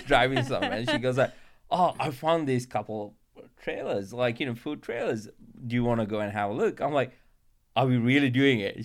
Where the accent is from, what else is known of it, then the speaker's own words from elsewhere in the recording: Sri Lanka; moved away; growing up in Sri Lanka